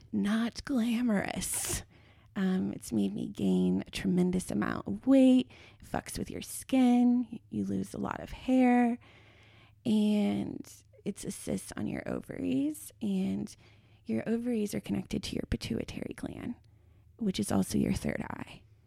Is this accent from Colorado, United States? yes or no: yes; Longmont, Colorado, United States; I come from Longmont, Colorado, At the time I was a teenager, it had the highest rate of teen pregnancy in the United States